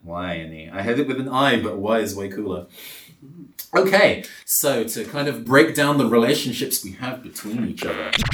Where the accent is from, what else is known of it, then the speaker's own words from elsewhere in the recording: London, United Kingdom; I came from London